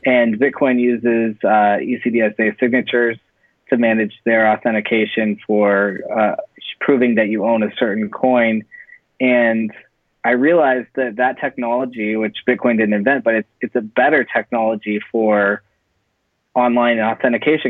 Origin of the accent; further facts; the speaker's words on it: Silicon Valley, California, United States; moved away as an adult; also born or lived in Central Coast, California; now in Los Angeles, United States; I'm actually from Silicon Valley. Uh, that's where I uh, grew up